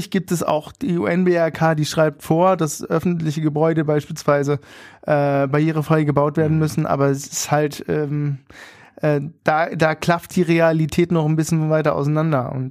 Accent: Berlin, Germany; ja, wir sind Berliner, wir machen

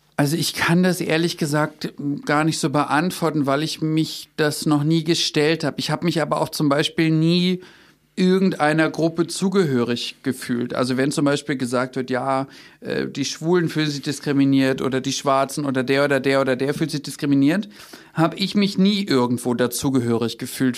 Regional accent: Berlin, Germany; wir leben leben in Berlin, ich bin Berliner

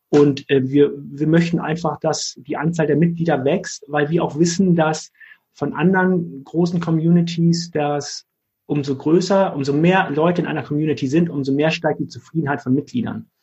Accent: Hamburg, Germany; als Hamburger Jung

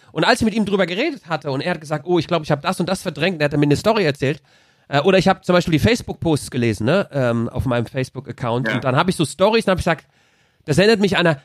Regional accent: Mannheim, Baden-Württemberg, Germany; Ich konnte immer gut ich Deutsch. Bin Mannheimer.

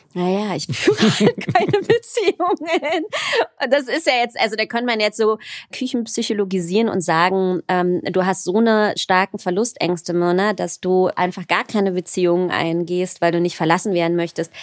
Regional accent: Berlin, Germany; also born or lived in Tel Aviv; ich bin ja in Berlin geboren und in Berlin auch aufgewachsen

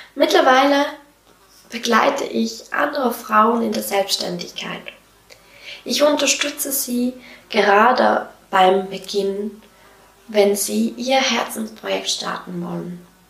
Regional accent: Switzerland; Wie du wahrscheinlich hörst, komme ich aus der Schweiz

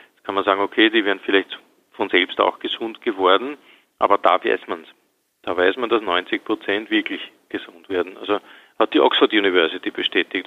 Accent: Austria; bei uns in Österreich

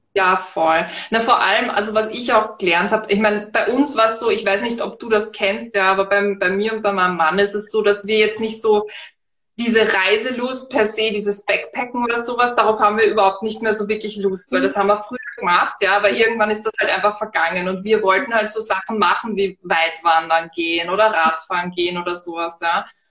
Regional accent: Vienna, Austria; moved away as an adult; now in Styria, Austria; Ich bin Wienerin, ich lebe jetzt in der Steiermark

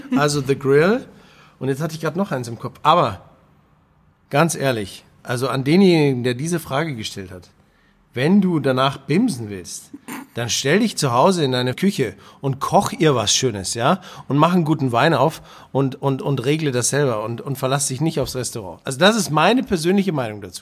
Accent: Bavaria, Germany; ich bin Bayer

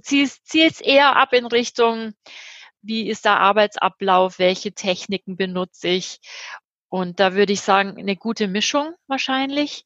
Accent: Germany; moved away; Ich bin Deutsche

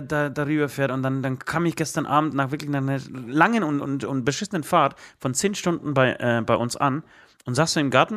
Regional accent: Katowice, Silesian Voivodeship, Poland; also born or lived in Tychy; now in Germany; meine Familie oder ich komme aus, aus Katowice, äh, grob Tichau, Katowice, Oberschlesien

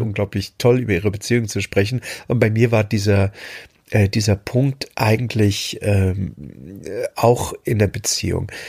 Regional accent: Germany; moved away; meine, meine alte Heimat, die DDR, verlassen habe, um, um im Westen zu gehen

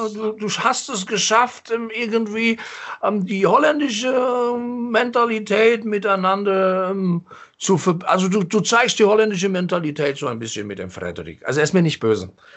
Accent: Mainz, Rhineland-Palatinate, Germany; echter Mainzer. Ich bin im Hildegarteskrankenhaus geboren

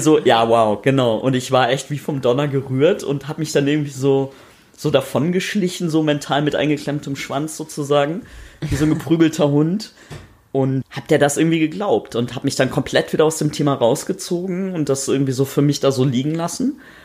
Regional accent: North Rhine-Westphalia, Germany; ich bin in Nordrhein-Westfalen aufgewachsen, irgendwo auf dem Land

